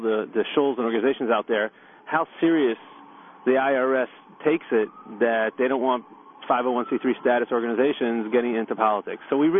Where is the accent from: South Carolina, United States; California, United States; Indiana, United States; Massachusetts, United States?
Indiana, United States; Muncie; I know as a kid growing up in Muncie, we weren't getting those services that we were always told that we were entitled to.